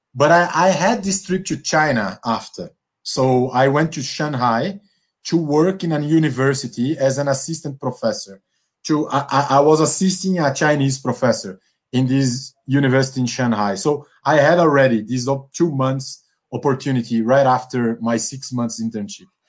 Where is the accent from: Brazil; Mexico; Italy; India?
Brazil; Northeast Region; English is a second language; moved away; also born or lived in São Paulo / Angola; that I'm from the Northeast